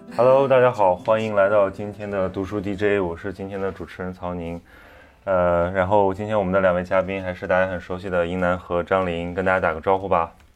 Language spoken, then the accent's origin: Chinese; northern China, China; 我们这些北方人